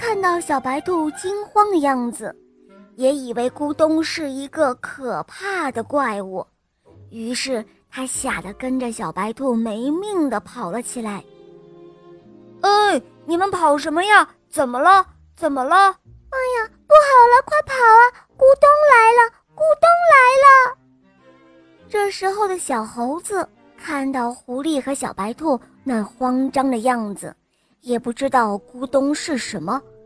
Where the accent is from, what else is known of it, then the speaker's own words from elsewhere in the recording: Wuhu, Anhui, China; 我今年五岁了，我来自芜湖